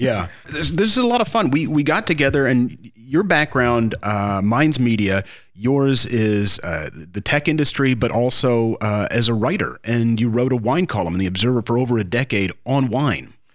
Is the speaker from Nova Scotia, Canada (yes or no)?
no; Ontario, Canada; now in Jamaica; I come from Ontario, Canada